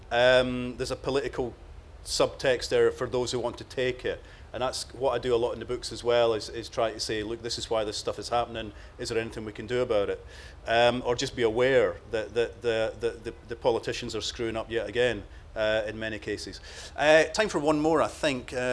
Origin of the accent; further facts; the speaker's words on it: Croatia; Uh, Croatia.